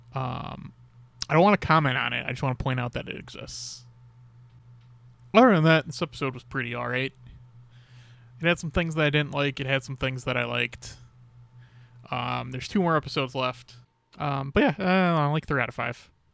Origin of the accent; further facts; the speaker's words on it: Chicago, Illinois, United States; I'm from Chicago